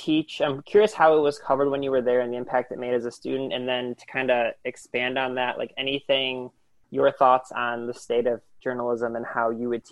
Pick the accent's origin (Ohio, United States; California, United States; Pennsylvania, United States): Ohio, United States; Lorain; I grew up in Lorain and right on the water as well.